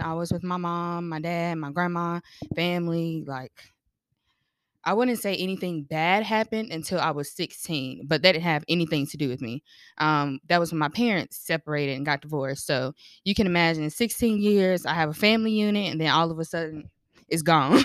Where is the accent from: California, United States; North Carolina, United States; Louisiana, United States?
North Carolina, United States; I'm from North Carolina